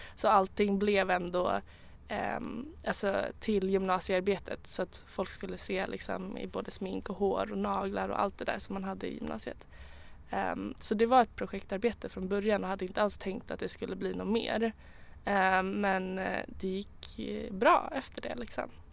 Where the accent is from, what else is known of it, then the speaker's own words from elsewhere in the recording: Sweden; jag är svensk